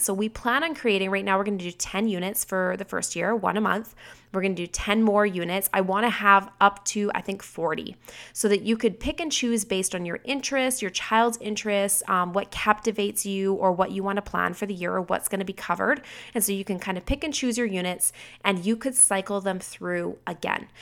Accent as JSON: {"language": "English", "country": "Canada", "said": "I'm a Canadian"}